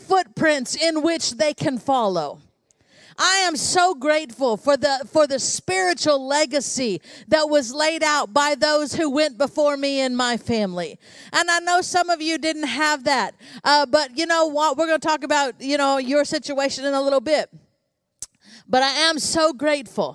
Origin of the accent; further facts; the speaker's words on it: United States; I was born in the United States of America